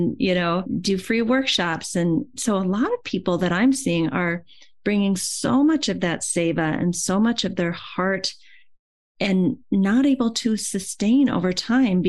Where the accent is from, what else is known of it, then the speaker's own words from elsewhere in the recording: Iowa, United States; I'm from Iowa also